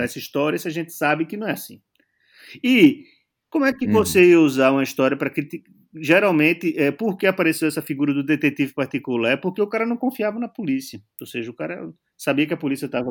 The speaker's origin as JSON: {"language": "Portuguese", "country": "Brazil", "moved": "yes", "lives_now": "Portugal", "said": "eu sou brasileiro"}